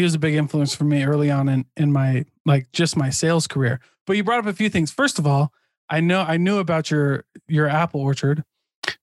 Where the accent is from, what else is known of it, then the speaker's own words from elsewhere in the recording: Midwest, United States; I'm from the Midwest, like farming, factories, manufacturing, construction